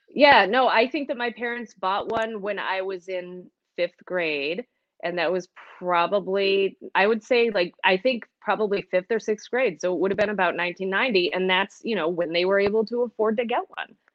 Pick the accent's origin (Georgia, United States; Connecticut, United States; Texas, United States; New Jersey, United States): Connecticut, United States; Manchester; moved away as an adult; also born or lived in Cincinnati, Ohio / Great Falls, Montana; now in Western New York, United States; I grew up in Manchester, Connecticut. It's a suburb of Hartford.